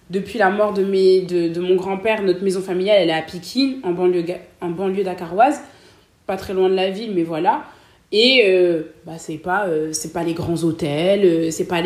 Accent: Cameroon; now in Lille, France; moi, je suis camerounaise, sénégalaise guinéenne. Et on est, euh, on est combien de Camerounais en groupe

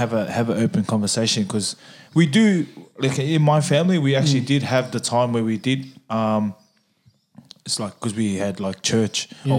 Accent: Australia; I was brought up Samoan. I was brought up in the Samoan culture. My parents are first generation Samoan, so they were born in Samoa, and I'm second generation born in Australia.

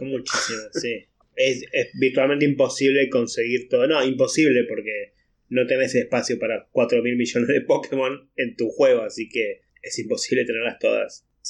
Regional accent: Argentina

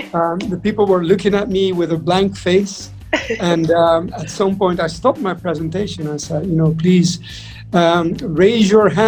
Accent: Netherlands; moved away as an adult; also born or lived in Madrid / Japan / London; now in Dubai, United Arab Emirates; I'm from the Netherlands. So Dutch from origin.

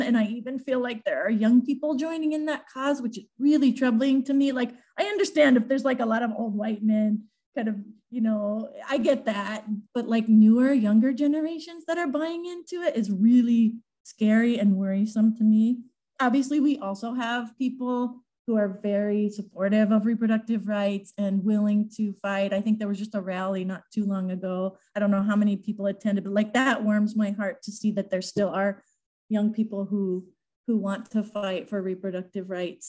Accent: Southwest Iowa, United States; I moved back to my hometown like 23 years ago. And started the Southwest Iowa Latino Resource Center.

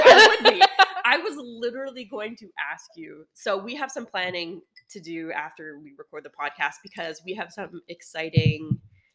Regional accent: Canada; we're Canadian

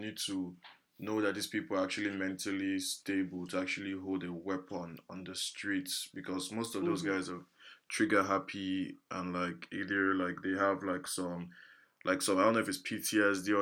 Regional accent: Nigeria; lazy Nigerian youth

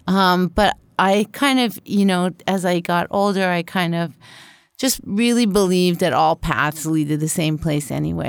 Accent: Canada; also born or lived in Winnipeg; the only Canuck in the family

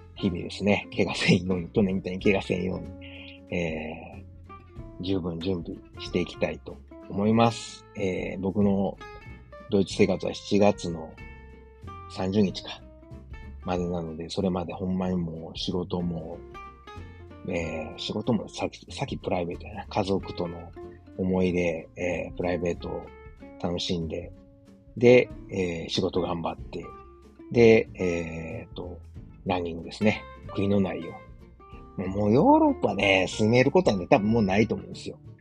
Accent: Osaka, Japan; moved away as an adult; now in Germany; 自分の実家であるですね、駒川あずまや、はい、親父とおかんがやってる、えー、大阪駒川いうところで

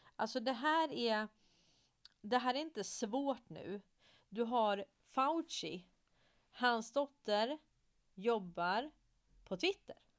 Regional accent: Stockholm, Stockholm County, Sweden; Jag är uppväxt i Hässelby villastad i Stockholm

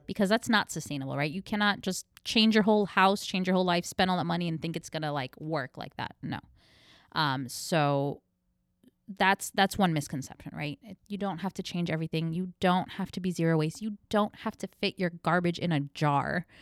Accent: New York, United States; moved away as an adult; now in Orlando, United States; I'm from New York.

